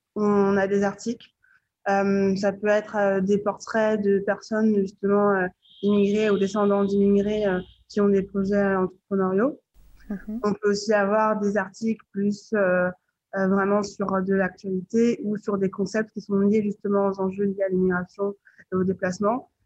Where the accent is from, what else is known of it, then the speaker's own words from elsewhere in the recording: France; je suis née en France